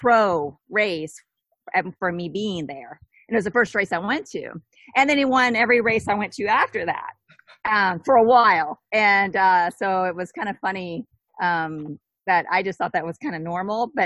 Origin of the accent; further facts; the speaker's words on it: Southwest Virginia, United States; moved away; Southwest Virginia, like a really super tiny town with about 3,000 people